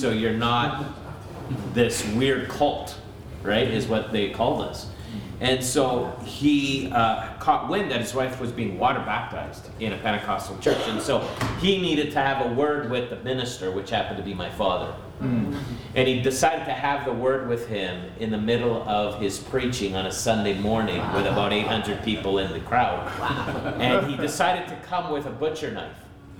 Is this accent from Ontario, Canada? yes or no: no; Montreal, Quebec, Canada; also born or lived in Vancouver / Greater Toronto Area; And so I was born in Montreal, so I've lived in three different cities in our nation, Montreal, Vancouver, and the GTA.